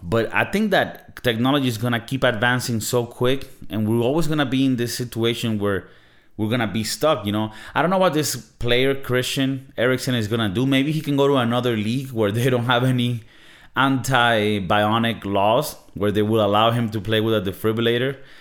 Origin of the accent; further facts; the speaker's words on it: Venezuela; I come from Venezuela, right? In Venezuela, South American country